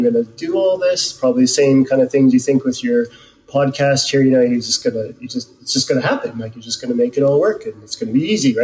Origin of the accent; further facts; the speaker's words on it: Canada; moved away as an adult; also born or lived in Edmonton, Canada; now in Whangarei, New Zealand; I spent, you know, 30 some years growing up in Canada